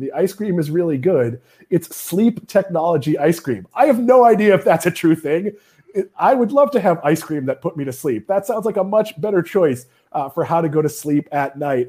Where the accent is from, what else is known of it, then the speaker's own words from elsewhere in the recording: New England, United States; now in Florida, United States; here in Florida, uh, being from New England